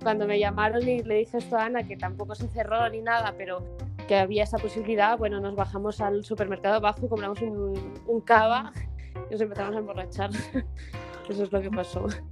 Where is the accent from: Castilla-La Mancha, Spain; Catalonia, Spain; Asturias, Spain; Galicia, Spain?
Catalonia, Spain; Barcelona; moved away as an adult; now in Madrid, Spain; nací en Madrid, en realidad yo, eh, pero muy pequeñita me fui a Barcelona